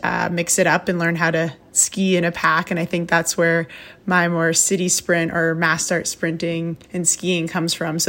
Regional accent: Waltham, Massachusetts, United States; I grew up in Waltham, Mass my whole life

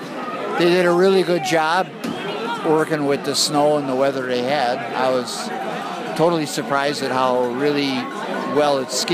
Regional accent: Delafield, Wisconsin, United States; I'm from Delafield, Wisconsin.

